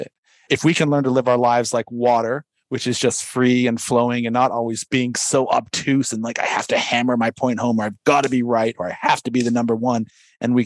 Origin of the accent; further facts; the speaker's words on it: San Diego, California, United States; I grew up in San Diego